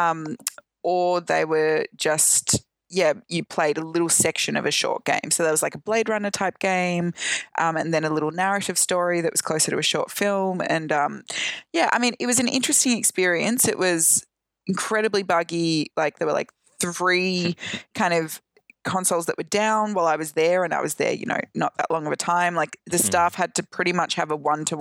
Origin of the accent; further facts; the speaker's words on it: Australia; I am now safely back in my home country of Australia